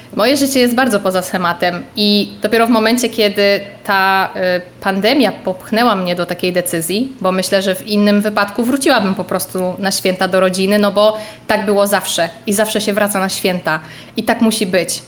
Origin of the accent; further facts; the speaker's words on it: Lublin Voivodeship, Poland; moved away; pochodzę z małej wsi na Lubelszczyźnie